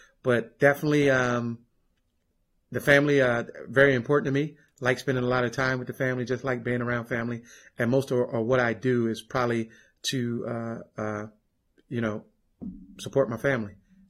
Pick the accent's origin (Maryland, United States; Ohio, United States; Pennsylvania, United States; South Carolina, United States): Pennsylvania, United States; Philadelphia; moved away as an adult; also born or lived in Alabama; met the wife as my freshman year at, Alabama State University. I'm from Philadelphia. Everybody always asks me how I wound up in Alabama.